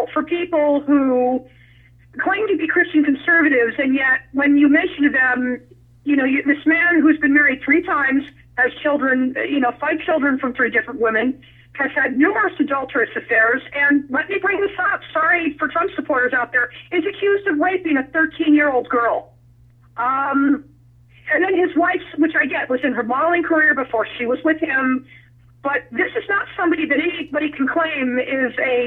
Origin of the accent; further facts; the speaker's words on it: Nevada, United States; also born or lived in New Mexico; Nevada, which can somewhat, you know, be a, and that's my home state